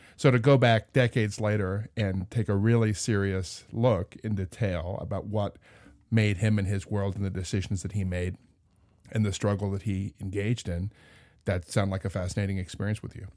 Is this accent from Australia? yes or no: no; Indiana, United States; being a little kid, growing up in Indiana